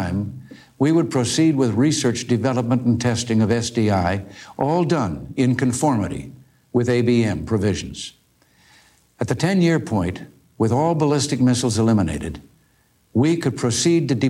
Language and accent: English; United States; we Americans